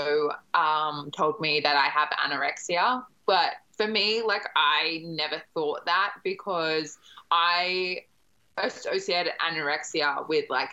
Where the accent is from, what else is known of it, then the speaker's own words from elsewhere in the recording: Brisbane, Queensland, Australia; moved away as an adult; I grew up in Brisbane